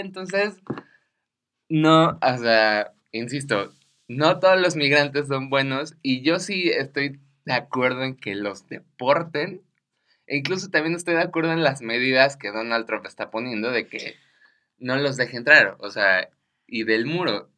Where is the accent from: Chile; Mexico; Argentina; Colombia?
Mexico; a mí como ciudadano mexicano